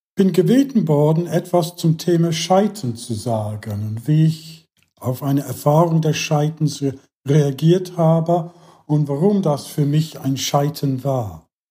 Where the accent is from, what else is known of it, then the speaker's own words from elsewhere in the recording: England, United Kingdom; German is a second language; moved away; in England, was hier meine Herkunftsland ist